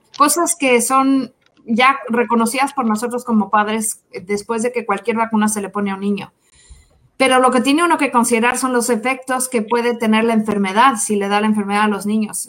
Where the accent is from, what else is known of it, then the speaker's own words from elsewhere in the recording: Mexico; now in Kansas City, United States; Soy mexicana